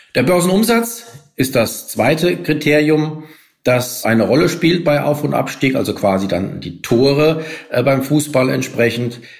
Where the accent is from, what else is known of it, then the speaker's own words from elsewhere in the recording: Frankfurt am Main, Hesse, Germany; ich bin selbst ähm, äh, als Frankfurter